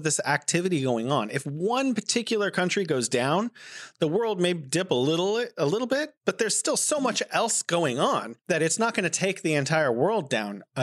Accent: United States; now in Beijing, China; as an American

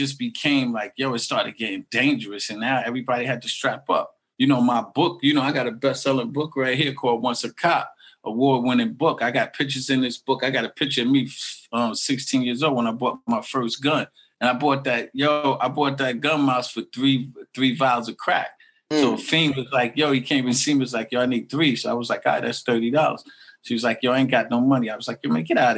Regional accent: New York City, New York, United States; I'm from Murdoch O'Connell Park. They call it Northside Queens

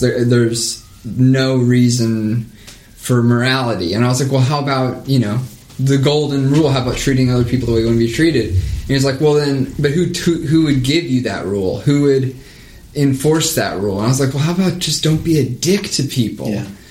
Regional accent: the Bible Belt, United States; I was raised in the Bible Belt

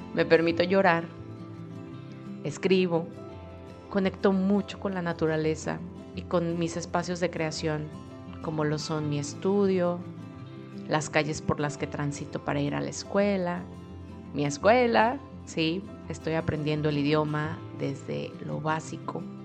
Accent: Mexico; moved away as an adult; now in Europe; Ya tengo años viviendo sola en mi propia casa en México

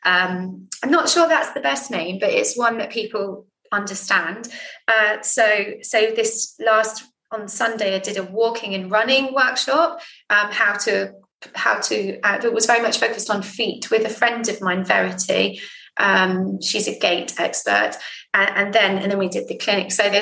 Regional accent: Jersey; moved away; I'm from Jersey

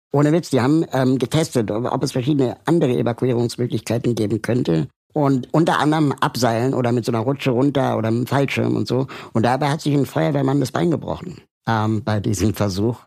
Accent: Berlin, Germany; Ich bin ja aber in Westberlin aufgewachsen

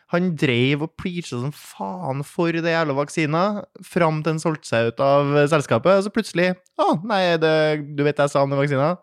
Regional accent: Trøndelag, Norway; jeg er trønder

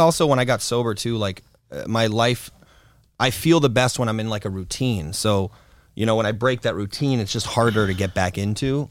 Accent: Florida, United States; also born or lived in Hollywood, Florida / North Miami Beach, Florida / Fort Lauderdale, Florida / New York; I was born in Hollywood, Florida, and I grew up mostly in North Miami Beach, Florida, and then till I was about seven, and then we lived to, moved to, um, Fort Lauderdale-esque Florida, and then more of a north of that Florida

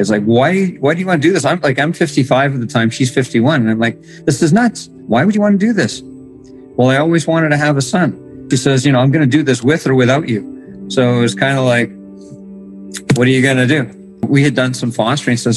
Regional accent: Morden, Manitoba, Canada; I'm from Morden, Manitoba.

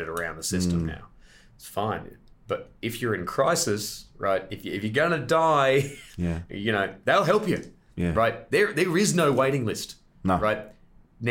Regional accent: Australia; I was a visitor from Australia

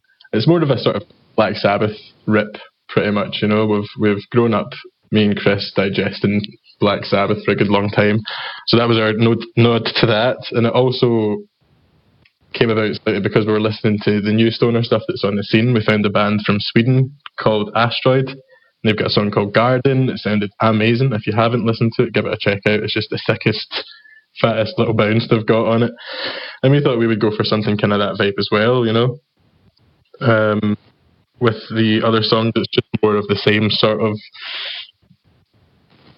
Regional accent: Scotland, United Kingdom; accent: Scottish

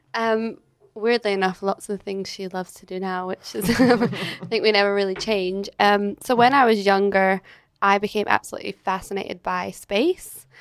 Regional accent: Edinburgh, Scotland, United Kingdom; moved away as an adult; now in Australia; I'm originally from Scotland. So I grew up in Edinburgh

